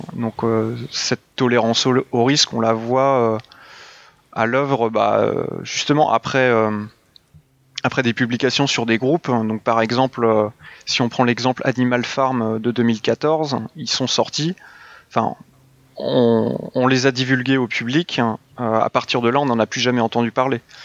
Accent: France; on est des Français

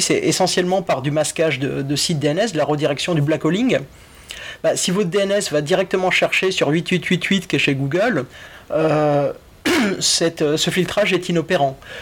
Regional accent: France; je suis français

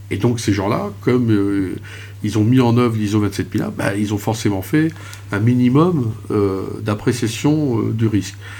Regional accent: France; en tant que Français

